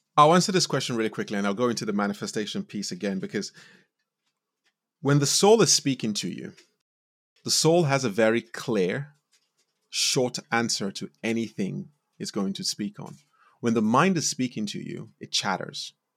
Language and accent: English; Nigeria; moved away; also born or lived in United States; I was born in Nigeria, and I grew up in a really loving home